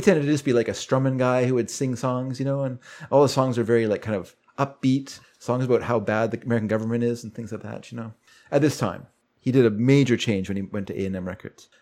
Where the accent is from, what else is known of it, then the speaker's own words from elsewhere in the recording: Vancouver, British Columbia, Canada; when I was a kid, I grew up here in Vancouver.